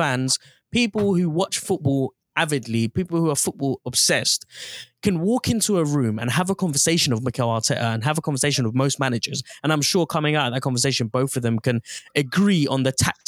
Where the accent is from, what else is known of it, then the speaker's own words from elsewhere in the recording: London, United Kingdom; When I was growing up in North London, Arsenal was an integral part